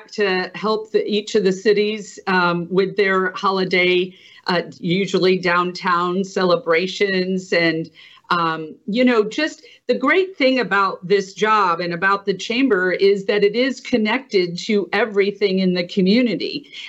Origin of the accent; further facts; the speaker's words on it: Elkhart, Indiana, United States; moved away as an adult; now in Mississippi, United States; I grew up in Indiana